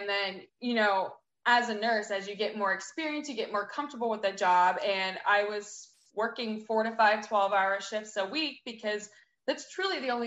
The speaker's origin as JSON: {"language": "English", "town": "Pittsburgh", "region": "Pennsylvania", "country": "United States", "moved": "as an adult", "lives_now": "Austin, United States", "said": "I'm originally from Pittsburgh, Pennsylvania. I moved to Austin, Texas in April of 2018"}